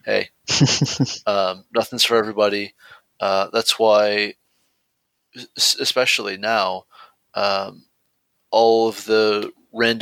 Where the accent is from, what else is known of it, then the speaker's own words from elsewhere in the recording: near Stone Mountain, Georgia, United States; practically my hometown, not quite but nearly, Stone Mountain, Georgia